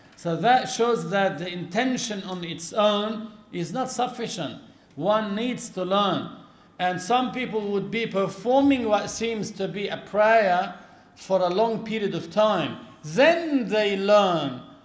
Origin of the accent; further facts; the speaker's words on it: Lebanon; our country in Lebanon